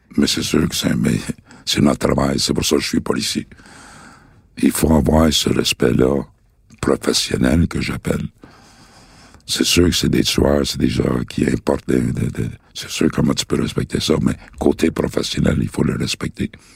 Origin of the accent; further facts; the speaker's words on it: Montreal, Quebec, Canada; je viens de Saint-Henri, de saint henri point Pointe-Saint-Charles. C'est là vraiment que j'ai connu le, le crime organisé. Quand j'étais jeune